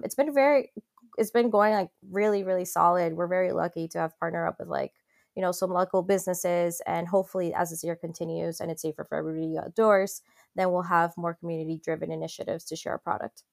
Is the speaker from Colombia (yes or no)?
yes; Colombia; now in Miami, United States; when I was growing up in Colombia